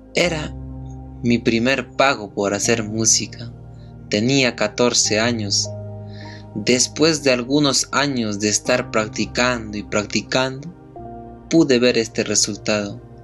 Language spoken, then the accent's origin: Spanish; Huanta, Ayacucho, Peru; soy de Huanta